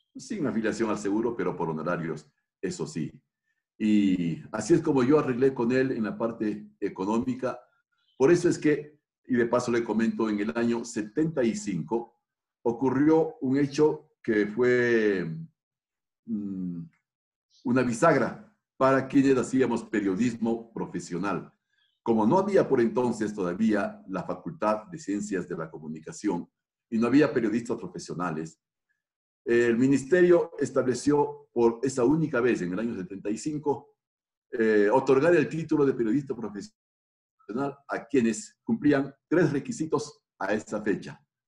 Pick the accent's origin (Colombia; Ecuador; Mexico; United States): Ecuador; Quito, Pichincha; como suelen decir en mi tierra, soy quiteño de Quito